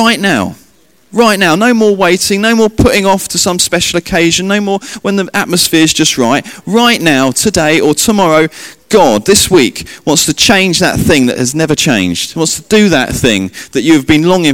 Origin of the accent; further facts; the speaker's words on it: England, United Kingdom; me being English